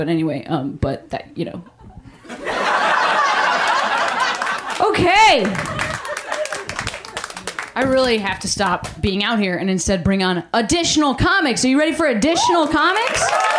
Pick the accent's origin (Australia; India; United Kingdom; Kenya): Australia; You're like, I'm just Australian.